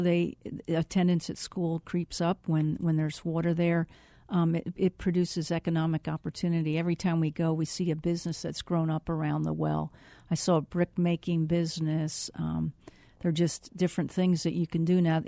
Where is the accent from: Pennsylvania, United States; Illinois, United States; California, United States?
Pennsylvania, United States; Reading; moved away as an adult; also born or lived in South Carolina; now in Phoenix, United States; I'm originally from Re-, outside of Reading, Pennsylvania, and I, uh, graduated high school